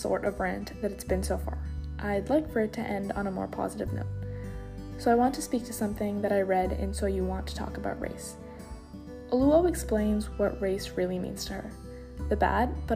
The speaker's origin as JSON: {"language": "English", "town": "Sharon", "country": "United States", "tie": "born or raised there", "said": "the people I grew up with in Sharon"}